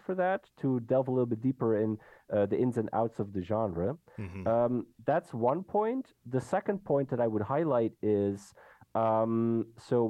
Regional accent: Belgium; now in Netherlands; I'm a Belgian person, I live and work in the Netherlands

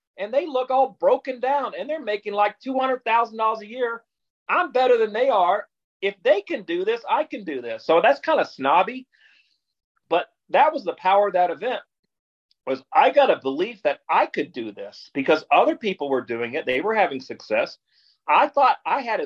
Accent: Fort Worth, Texas, United States; I'm from Fort Worth

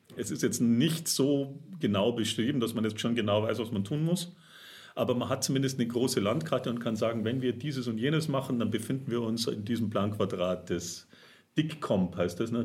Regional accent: Germany; now in Augsburg, Germany; als Deutscher

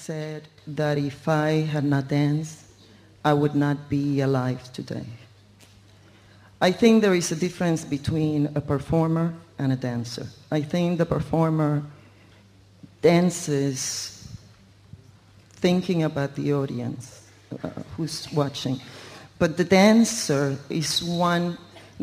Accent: Puerto Rico; I was born in Puerto Rico, in a culture where dance is

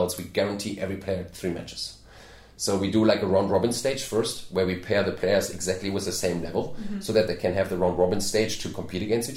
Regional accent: Germany; moved away as an adult; now in Charleston, United States; I'm from Germany

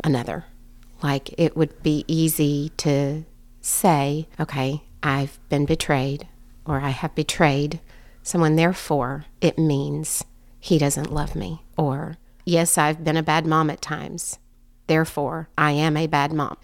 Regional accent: Strawberry Plains, Tennessee, United States; I grew up in East Tennessee in Strawberry Plains

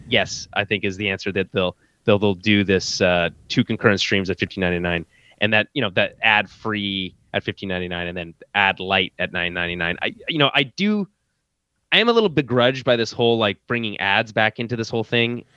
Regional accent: Canada; as a Canadian

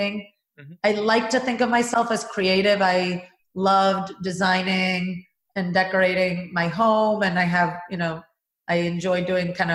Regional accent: Venezuela; moved away; I worked at a cement company in my home country of Venezuela.

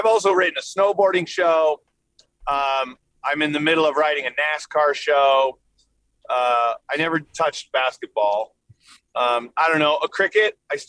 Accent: Scottsdale, Arizona, United States; also born or lived in Long Beach, United States; I was born in Los Angeles, California, Long Beach, California. And then I moved to all over the world with my dad's job. And then I spent high school and my tennis training in Phoenix, Scottsdale, actually.

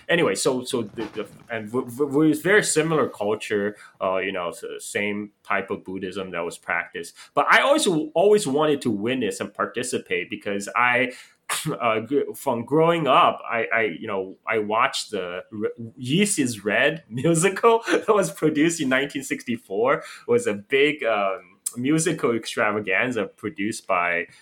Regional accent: Chongqing, China; also born or lived in Guangzhou; now in Bali, Indonesia; I went back to my hometown Chongqing

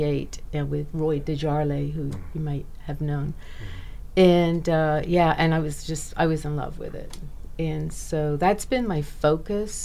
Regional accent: Bahamas; I'm from the Bahamas, so I would fly over from Nassau and do my classes and fly back.

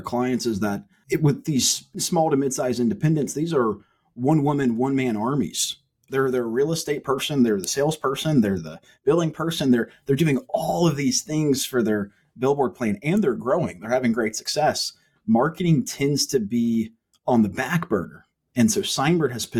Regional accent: Huntsville, Alabama, United States; now in Tuscaloosa, United States; South Huntsville is where I grew up

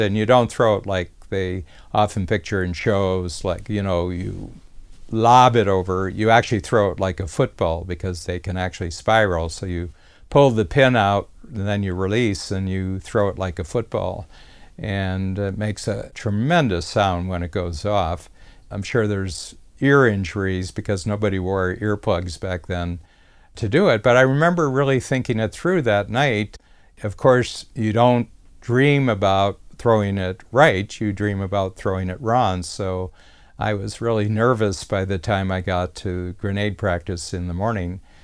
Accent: Ohio, United States; I was from Ohio, and that was the closest base where you would do basic training.

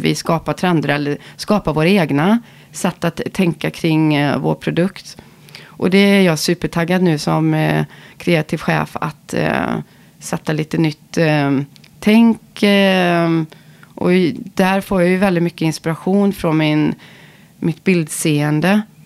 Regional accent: Ulricehamn, Västra Götaland, Sweden; vi kommer från Ulricehamn

